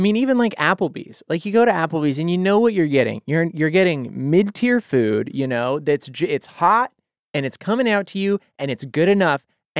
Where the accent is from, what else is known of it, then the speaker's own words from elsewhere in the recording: Boise, Idaho, United States; I grew up in Boise, Idaho.